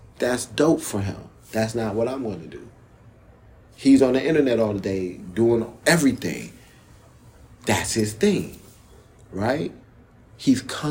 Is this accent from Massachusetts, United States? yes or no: no; New York, United States; now in Detroit, United States; I'm from New York originally